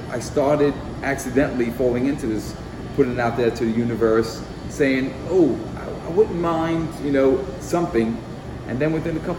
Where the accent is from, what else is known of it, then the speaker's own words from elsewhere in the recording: New York City, New York, United States; now in France; growing up in the Bronx